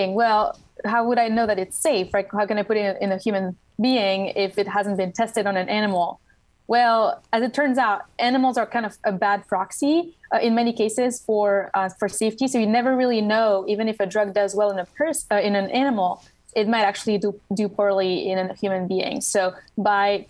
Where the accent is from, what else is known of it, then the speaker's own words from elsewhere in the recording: Switzerland; English is a second language; moved away as an adult; now in Washington, D.C., United States; I grew up in Switzerland, so that explains the accent.